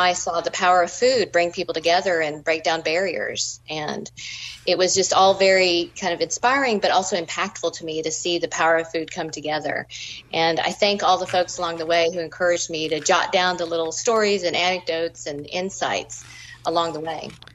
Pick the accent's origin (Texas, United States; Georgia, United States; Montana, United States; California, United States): Georgia, United States; also born or lived in New England; I grew up in Georgia as a native, and my parents are actually first